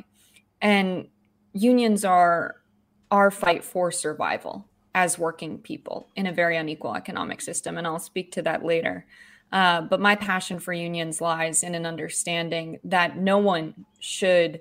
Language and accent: English; United States; I grew up in a working family just outside of New York City, so 45 minutes outside of Manhattan